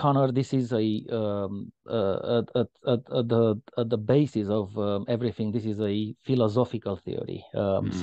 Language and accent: English; Romania; moved away as an adult; also born or lived in Bucharest, Romania; now in United Kingdom; I was born in Romania, and I spent my past 24 years in the UK.